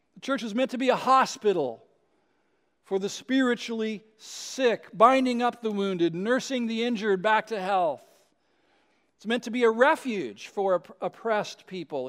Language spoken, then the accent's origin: English; West Coast, United States; I was, uh, born and raised on the West Coast